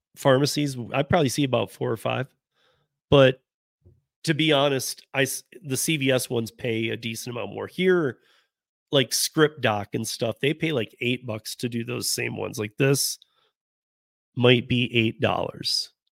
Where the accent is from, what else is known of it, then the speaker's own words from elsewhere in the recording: Michigan, United States; moved away; I'm from Michigan. I grew up with Lake Effect from Chicago